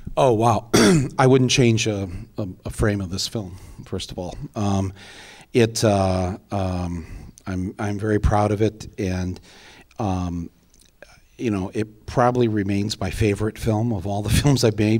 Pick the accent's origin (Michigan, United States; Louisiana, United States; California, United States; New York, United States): Michigan, United States; Flint; moved away as an adult; also born or lived in Washington, D.C.; I was nobody from Flint, Michigan.